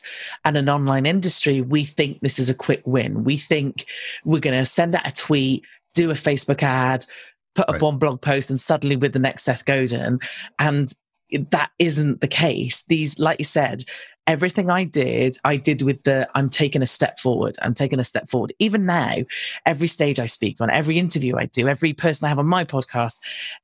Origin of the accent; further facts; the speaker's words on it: United Kingdom; accent: British; I'm British and we sound a little bit different